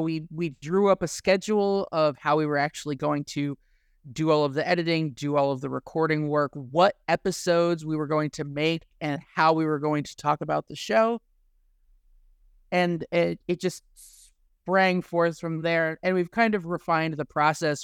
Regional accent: Midwest, United States; growing up in the Midwest.

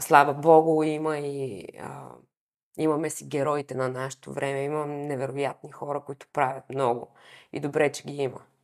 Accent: Varna, Varna Province, Bulgaria; аз съм от Варна, и всички в квартала се познавахме

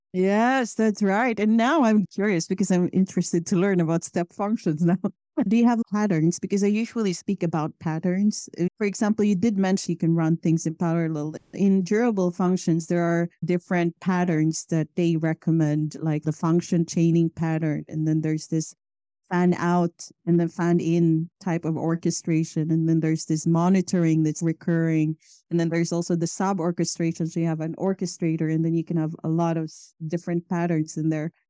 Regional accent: Philippines; moved away as an adult; now in Sweden; I moved from Philippines to Sweden about eleven years ago.

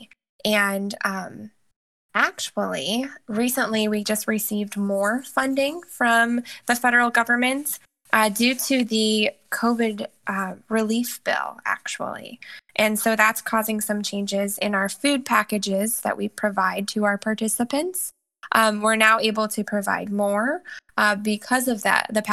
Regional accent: Indianapolis, Indiana, United States; moved away as an adult; now in Ohio, United States; I'm originally from Indianapolis, Indiana, but I've actually been in Ohio for the past 7 years.

